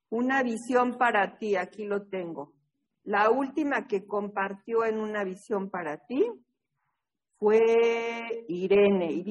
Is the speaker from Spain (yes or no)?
no; New England, United States; born there; nació por allá, por donde yo nací, en New England.